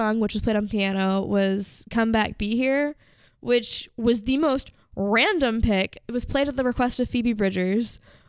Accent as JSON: {"language": "English", "town": "Philadelphia", "region": "Pennsylvania", "country": "United States", "said": "And all I have to say is, I'm from Philly."}